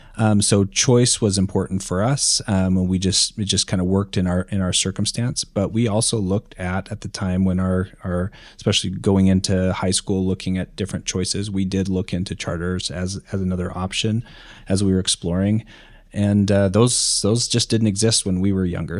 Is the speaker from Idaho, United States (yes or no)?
yes; rural Idaho, United States; I grew up in rural Idaho